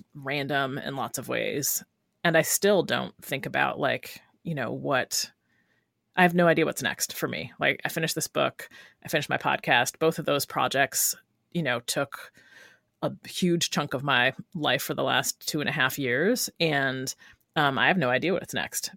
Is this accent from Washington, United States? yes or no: no; Rochester, New York, United States; born or raised there; moved away as an adult; also born or lived in Brooklyn, New York; now in Oakland, United States